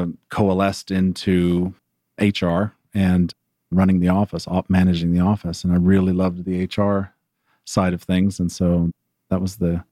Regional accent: Atlanta, Georgia, United States; moved away as an adult; also born or lived in Japan; back here in Atlanta, which is my hometown

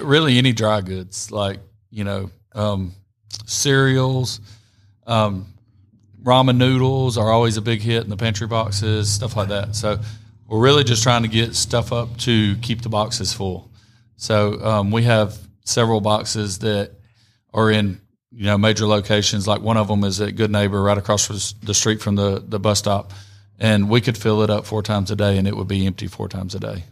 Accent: Rome, Georgia, United States; also born or lived in Columbus, Georgia; I grew up in Rome

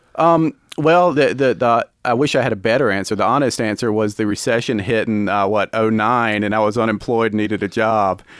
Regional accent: Commerce, Georgia, United States; now in Gainesville, United States; I grew up in Commerce, which is not terribly far away

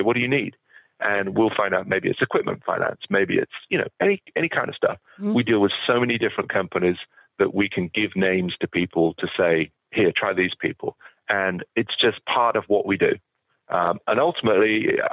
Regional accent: United Kingdom; moved away as an adult; now in United States; I was in the UK and I'd been working for a bank

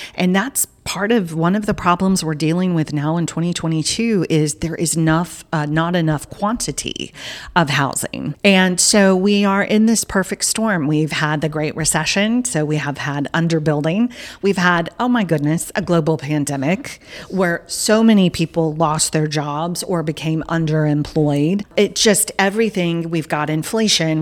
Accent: Southern United States, United States; accent: Southern; my Southern accent's now coming out

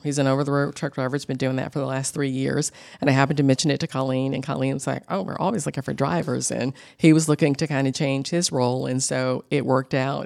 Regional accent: Atlanta, Georgia, United States; I grew up in Atlanta, born and bred, and I'm a Grady baby

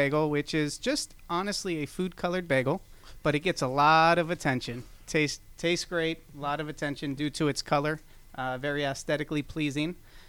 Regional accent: South Florida, United States; moved away as an adult; now in Atlanta, United States; I'm actually from South Florida

